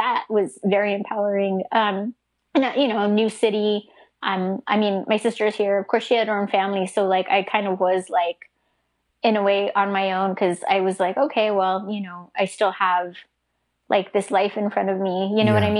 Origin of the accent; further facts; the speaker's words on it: New Mexico, United States; moved away as an adult; now in Austin, United States; I grew up in New Mexico